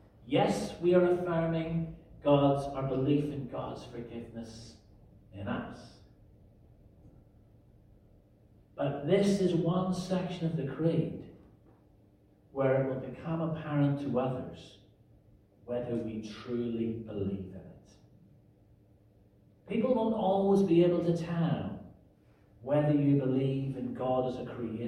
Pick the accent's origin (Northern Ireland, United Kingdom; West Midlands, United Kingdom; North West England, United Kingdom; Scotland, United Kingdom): Northern Ireland, United Kingdom; the 30-year troubles that consumed my home country when I was growing up